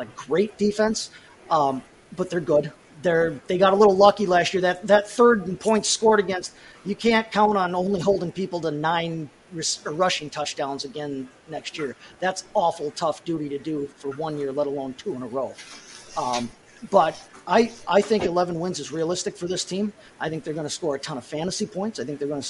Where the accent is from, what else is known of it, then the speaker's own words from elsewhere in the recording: Wisconsin, United States; I'm from Wisconsin